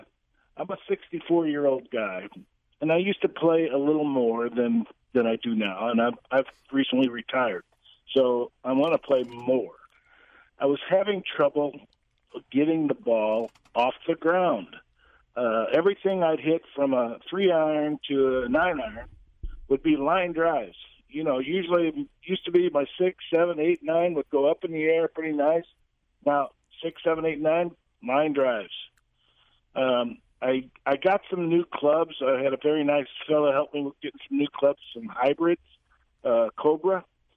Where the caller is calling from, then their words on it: St. Charles, Missouri, United States; I'm out in St. Charles.